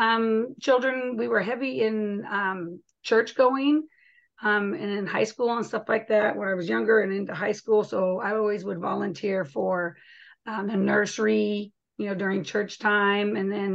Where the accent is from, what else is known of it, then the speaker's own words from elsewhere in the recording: Arizona, United States; No, I was from Arizona.